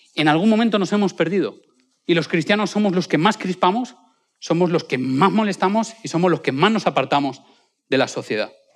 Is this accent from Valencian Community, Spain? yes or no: yes; a small town in Valencia, Valencian Community, Spain; now in Madrid, Spain; en mi pueblo, colegio de Albuisec, es un pueblo de Valencia muy pequeñito